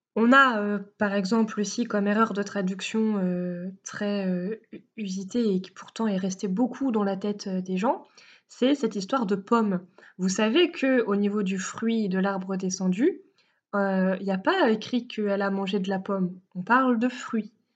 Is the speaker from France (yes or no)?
yes; France; nous sommes français